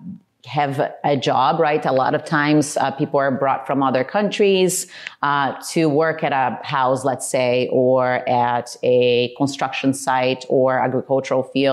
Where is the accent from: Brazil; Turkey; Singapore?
Brazil; moved away; I was born and raised in Brazil and had a regular childhood